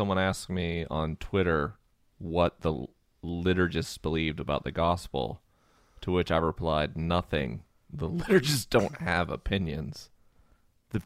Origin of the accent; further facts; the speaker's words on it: the South, United States; I am a Southerner